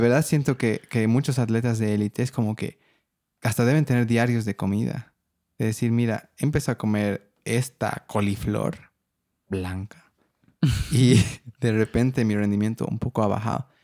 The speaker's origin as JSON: {"language": "Spanish", "country": "Bolivia", "said": "soy de Bolivia"}